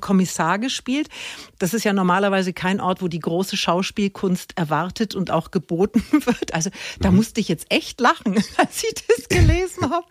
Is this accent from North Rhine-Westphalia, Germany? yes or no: no; Middle Franconia, Bavaria, Germany; ich komme aus Mittelfranken